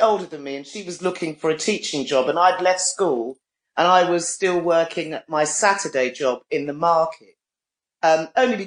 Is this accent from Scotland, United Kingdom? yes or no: no; London, United Kingdom; also born or lived in Bolton; I was born in Brixton, and I have, in all that time, I've moved about a mile away from where I was born